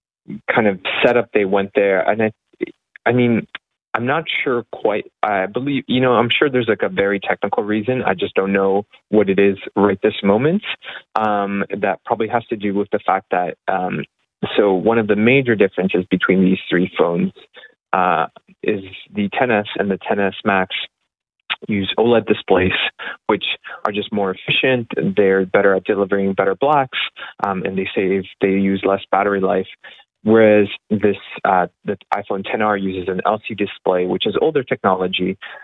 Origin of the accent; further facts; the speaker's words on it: Canada; even as a Canadian consumer